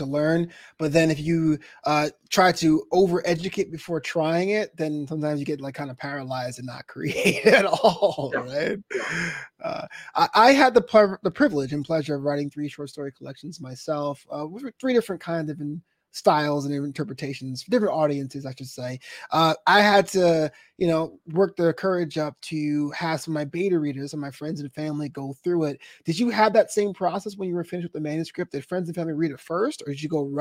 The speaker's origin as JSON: {"language": "English", "town": "New York City", "region": "New York", "country": "United States", "tie": "born or raised there", "moved": "yes", "lives_now": "Los Angeles, United States", "said": "as someone who was born and raised in Brooklyn"}